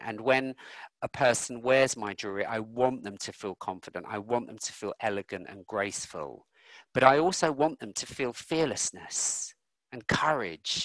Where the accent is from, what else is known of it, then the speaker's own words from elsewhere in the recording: London, United Kingdom; I grew up in North London and I remember the Brixton riots. I remember the Finsbury Park riots, where I grew up